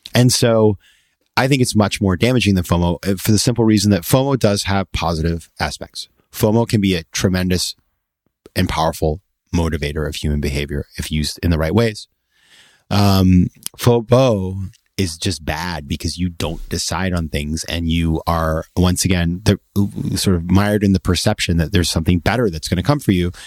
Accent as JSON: {"language": "English", "region": "Maine", "country": "United States", "tie": "born or raised there", "said": "my hometown in Maine"}